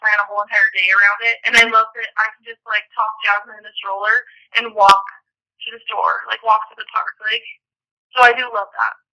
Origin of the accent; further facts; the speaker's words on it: Idaho, United States; moved away as an adult; I'm actually from Idaho